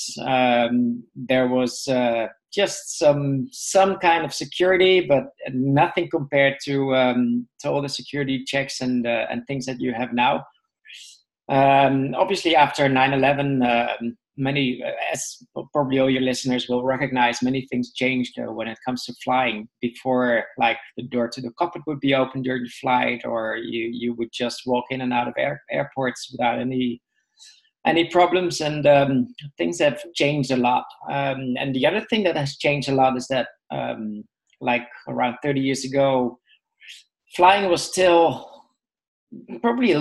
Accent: Netherlands; I was born in the Netherlands.

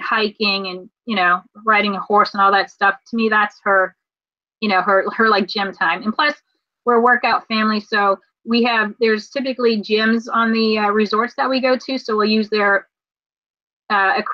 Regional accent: Raleigh, North Carolina, United States; we're from Raleigh, North Carolina

